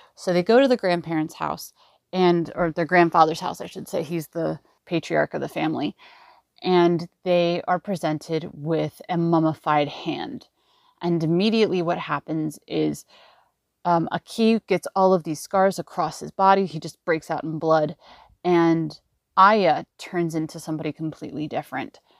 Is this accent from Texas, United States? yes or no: no; Los Angeles, California, United States; I'm from Los Angeles, California